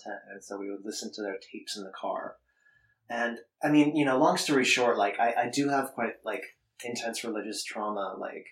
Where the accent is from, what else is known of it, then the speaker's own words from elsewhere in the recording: Austin, Texas, United States; now in Berlin, Germany; I grew up in Austin